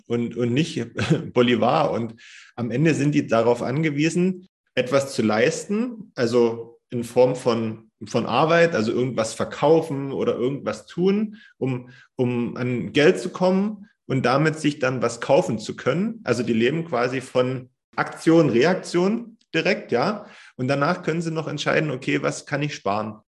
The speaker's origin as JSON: {"language": "German", "country": "Germany", "said": "bei uns in Deutschland"}